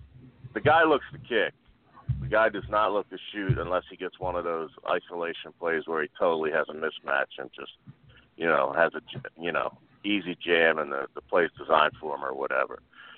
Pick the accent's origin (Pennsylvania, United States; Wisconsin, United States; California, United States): Pennsylvania, United States; Philadelphia; as a Philadelphian in Delaware County, Delco, hashtag Delco member, proud member